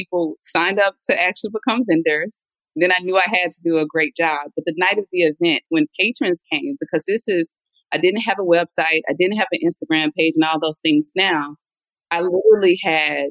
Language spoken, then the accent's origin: English; Mississippi, United States; now in Atlanta, United States; I am originally from Mississippi, now a proud resident of Atlanta, Georgia.